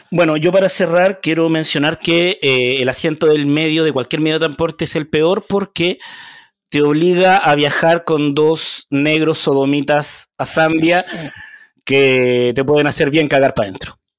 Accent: Chile; yo estudié en una de las mejores universidades de este país

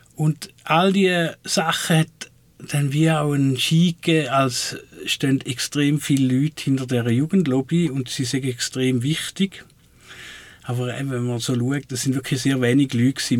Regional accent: Switzerland; von dem, wo ich herkomme, Waldling

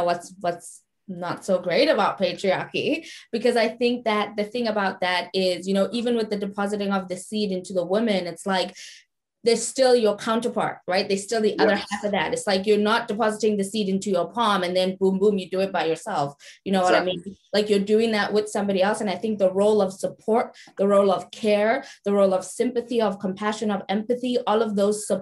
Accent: South Africa; Even being a South African woman

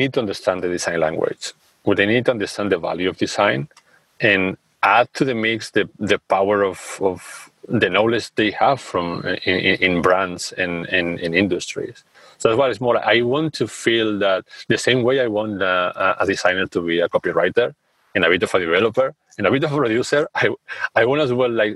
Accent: Spain; now in Amsterdam, Netherlands; I'm from Spain. We are a culture that is warm and all that. And I live in the Netherlands, in Amsterdam.

